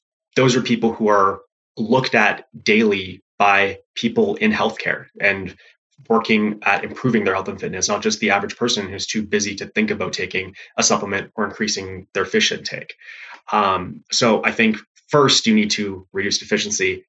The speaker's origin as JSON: {"language": "English", "country": "Canada", "said": "being Canadian, I didn't actually play football growing up, but as Jonathan mentioned, I played ice hockey"}